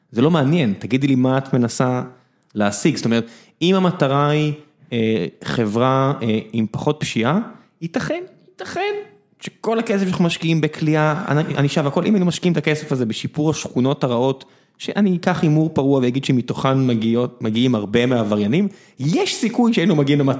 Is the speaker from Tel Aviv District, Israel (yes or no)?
no; Beersheba, Southern District, Israel; ואני גדלתי בבאר שבע, לא גדלתי באיזה לא יודע מה.